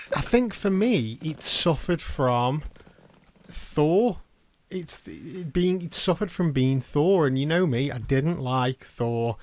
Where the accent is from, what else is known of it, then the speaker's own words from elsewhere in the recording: United Kingdom; we are British